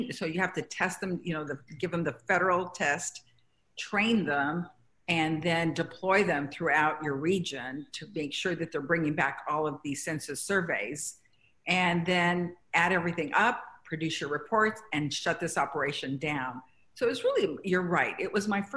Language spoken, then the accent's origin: English; Guadalajara, Jalisco, Mexico, California, United States; I was born, as you aptly mentioned, Guadalajara, Jalisco, Mexico